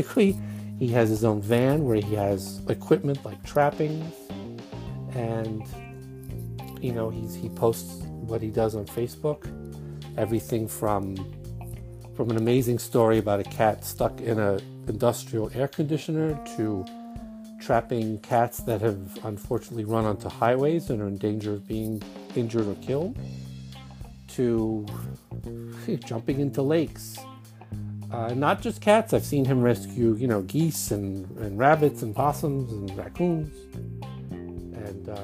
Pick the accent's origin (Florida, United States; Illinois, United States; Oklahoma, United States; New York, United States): New York, United States; New York City; accent: Brooklyn Jewish; my Brooklyn Jewish accent